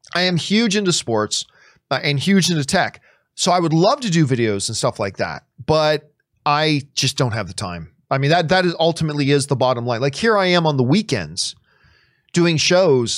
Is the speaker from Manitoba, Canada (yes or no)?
no; Hamilton, Ontario, Canada; now in Los Angeles, United States; Hamilton, Ontario, Canada is my favorite place in the world